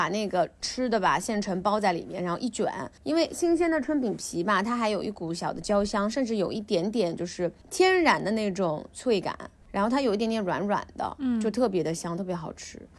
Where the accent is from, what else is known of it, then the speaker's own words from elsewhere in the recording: southern China, China; 我们南方糖醋鱼几乎是想吃就吃的。